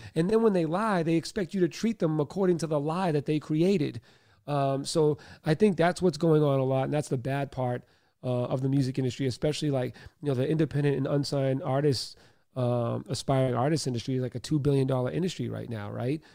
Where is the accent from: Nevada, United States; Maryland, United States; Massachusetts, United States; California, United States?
Massachusetts, United States; Boston; I was born in Boston, Mass. Um, single mom, father was an alcoholic, uh, sexually abused for many years, uh, bullied, uh, grew up in Catholic school